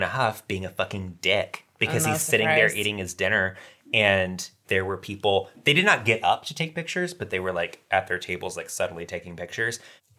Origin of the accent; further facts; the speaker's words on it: Macon, Georgia, United States; moved away as an adult; now in Atlanta, United States; my hometown in Macon, Georgia